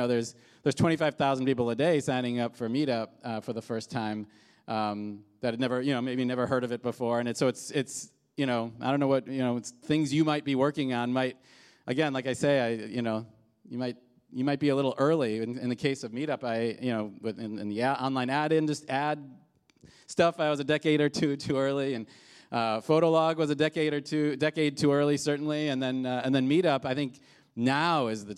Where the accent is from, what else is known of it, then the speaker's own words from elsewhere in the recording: Midwest, United States; now in New York, United States; so I moved from the Midwest to New York and you know, was a few years into this, you know, living in New York.